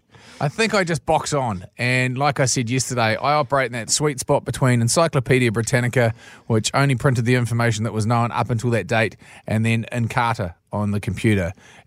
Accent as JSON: {"language": "English", "region": "Taranaki", "country": "New Zealand", "tie": "born or raised there", "said": "growing up in Taranaki."}